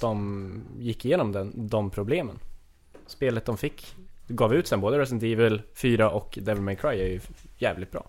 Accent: Östersund, Jämtland, Sweden; moved away; jag kommer ju från Östersund

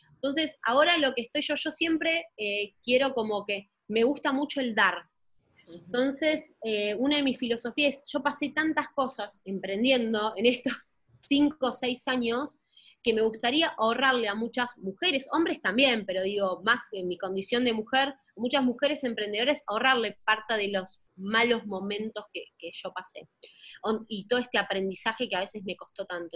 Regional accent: Argentina; siendo de Argentina

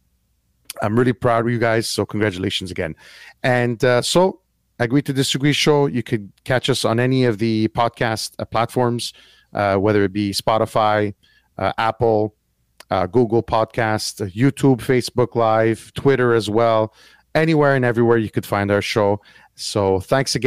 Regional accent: Montreal, Quebec, Canada; I am from Montreal, Canada, Quebec

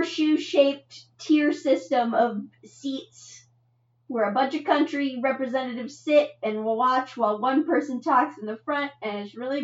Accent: California, United States; I'm from California

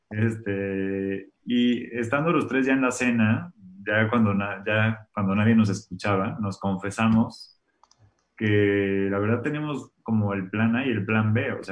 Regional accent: Mexico; Y aunque yo sí creo que los mexicanos, aunque si te soy sincero, no sé si somos los mexicanos o los humanos

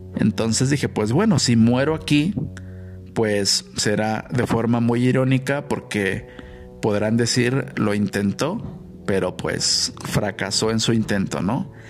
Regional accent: Guadalajara, Jalisco, Mexico; moved away as an adult; also born or lived in Mexico City; yo respondí que era de Guadalajara

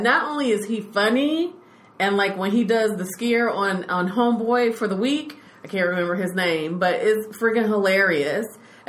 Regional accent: Chicago, Illinois, United States; moved away; also born or lived in Texas; I'm half Chicago, because that's where I'm from, and half Texas.

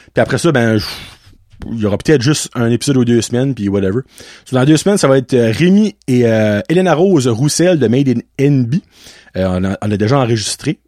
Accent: Acadia, Canada; en tant qu'Acadien et francophone, que je suis

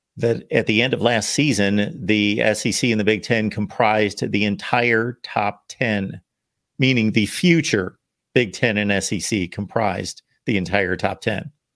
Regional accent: Ohio, United States; moved away as an adult; also born or lived in Connecticut; I grew up in Ohio, spent my younger portion of my life in Ohio, and then moved to New England, spent twenty-one years in Connecticut

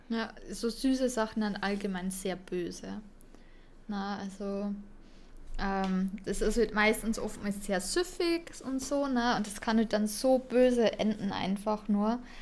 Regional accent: Bavaria, Germany; ich komme da aus Bayern

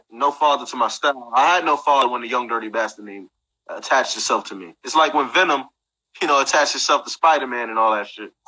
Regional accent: New York City, New York, United States; I'm from Brooklyn

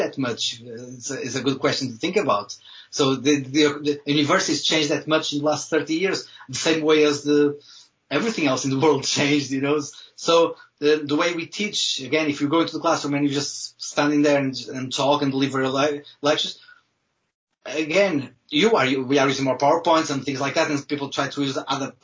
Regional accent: Viana do Castelo, Norte, Portugal; English is a second language; moved away as an adult; now in Wales, United Kingdom; I'm from the north of Portugal, a small city, Viana do Castelo, a small city in the north of Portugal

